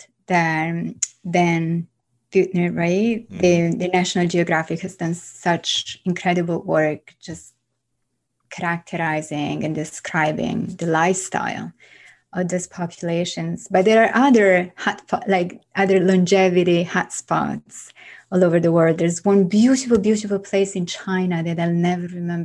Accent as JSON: {"language": "English", "country": "Italy", "tie": "born or raised there", "also_born_or_lived": "France", "moved": "as an adult", "lives_now": "New York, United States", "said": "growing up in Italy"}